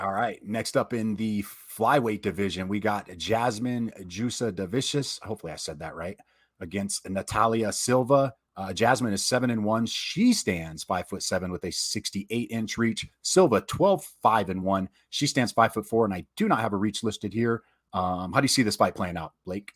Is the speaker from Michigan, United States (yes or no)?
yes; Michigan, United States; I'm from Michigan